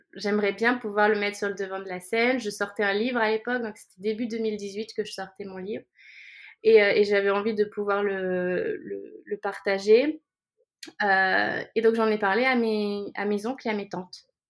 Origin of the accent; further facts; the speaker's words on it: France; now in Barcelona, Spain; Je suis française, mais j'habite à Barcelone.